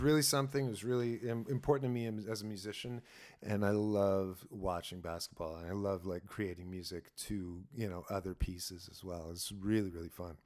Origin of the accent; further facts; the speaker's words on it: Sault Ste. Marie, Ontario, Canada; I grew up in Sault Ste. Marie. We're, uh, right in the border to Michigan